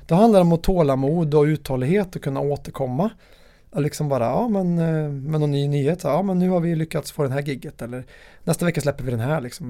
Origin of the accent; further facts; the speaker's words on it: Värmland, Sweden; min värmländska personlighet